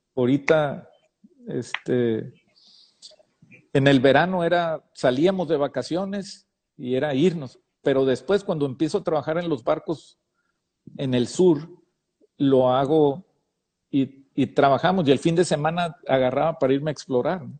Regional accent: Baja California, Mexico; como mexicano

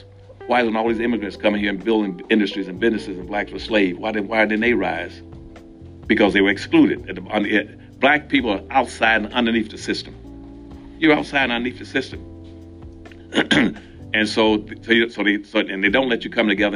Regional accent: Winston-Salem, North Carolina, United States; I grew up in Winston-Salem, North Carolina

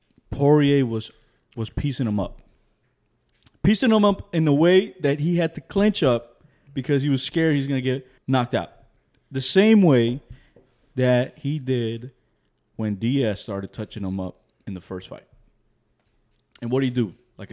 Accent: Colombia; also born or lived in Queens, United States; I was born in Queens, but raised in Colombia.

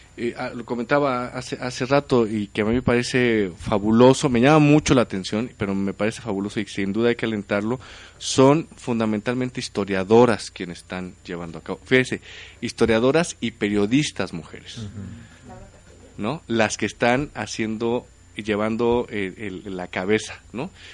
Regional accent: Oaxaca, Mexico; moved away; mi pueblo allá en Oaxaca

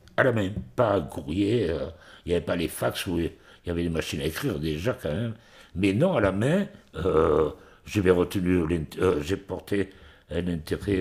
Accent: Montpellier, Occitania, France; j'étais de Montpellier

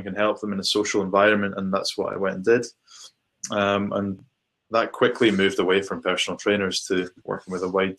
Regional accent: Shetland Islands, Scotland, United Kingdom; moved away as an adult; also born or lived in Manchester; I grew up in the Shetland Islands, so as far north as you can go in the UK

